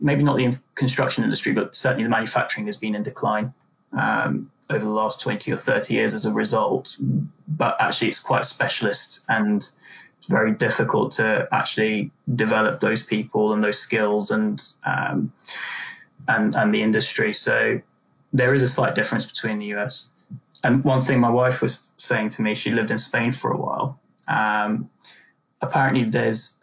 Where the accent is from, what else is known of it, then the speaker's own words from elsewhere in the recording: Turkey; now in United Kingdom; I'm originally from Turkey. So I was born in Turkey, my family's from Turkey.